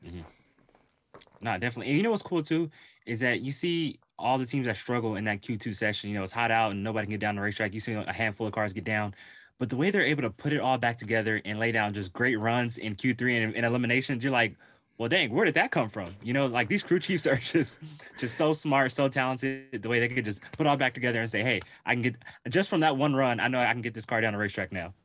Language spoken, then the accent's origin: English; Southern California, United States; I'm from Southern California